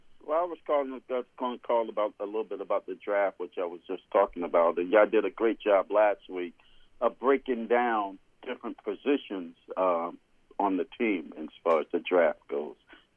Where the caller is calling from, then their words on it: Delaware, United States; This is Coach … from Delaware.